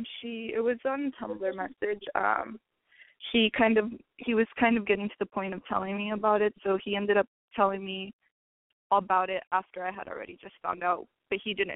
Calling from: Riverside, California, United States

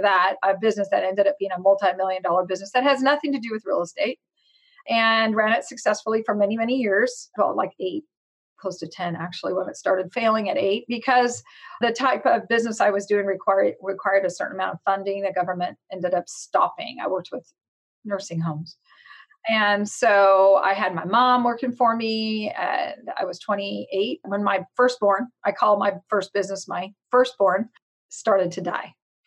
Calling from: Stockton, California, United States; Big town. Actually, we do have almost 400,000 people. Stockton, California.

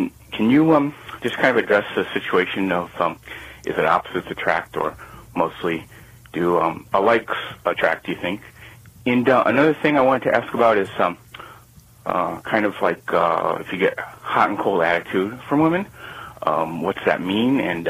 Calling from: Iowa, United States; I'm calling from Iowa.

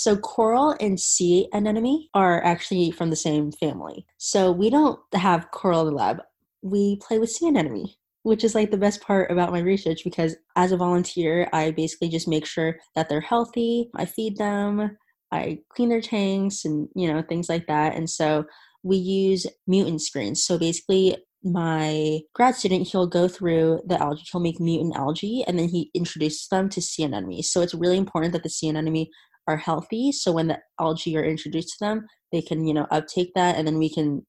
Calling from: Riverside, California, United States; I'm 20 years old and I go to school at the University of California in Riverside. So I am calling in from California.

